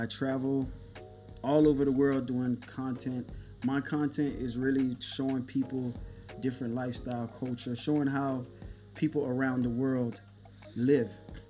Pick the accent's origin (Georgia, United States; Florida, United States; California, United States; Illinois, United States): Florida, United States; Miami; I grew up in Miami.